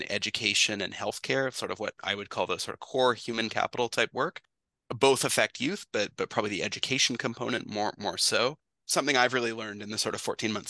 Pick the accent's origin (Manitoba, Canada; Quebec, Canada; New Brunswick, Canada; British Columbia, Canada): British Columbia, Canada; moved away as an adult; also born or lived in Ontario; I'm from British Columbia originally, and I went to Western for business